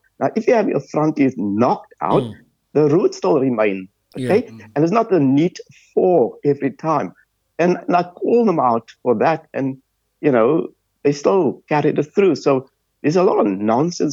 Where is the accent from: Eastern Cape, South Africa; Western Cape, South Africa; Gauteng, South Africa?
Western Cape, South Africa; Cape Town; moved away as an adult; also born or lived in London / Sydney; now in Australia; I come from Bridgetown in Athlone